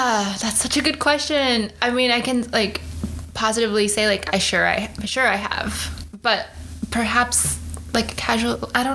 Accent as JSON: {"language": "English", "region": "Michigan", "country": "United States", "tie": "born or raised there", "said": "so I grew up in Michigan."}